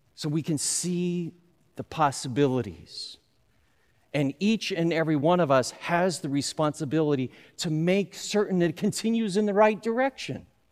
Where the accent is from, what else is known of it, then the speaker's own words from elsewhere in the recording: Southern California, United States; I grew up in Southern California.